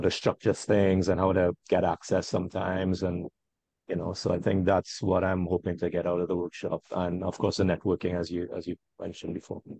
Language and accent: English; Trinidad & Tobago; I'm from Trinidad and Tobago.